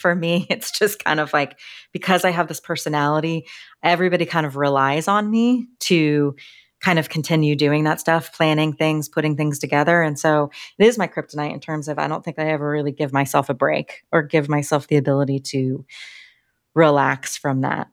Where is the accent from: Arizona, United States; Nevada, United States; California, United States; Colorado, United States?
Colorado, United States; Littleton; also born or lived in Washington, D.C.; I grew up in Littleton, Colorado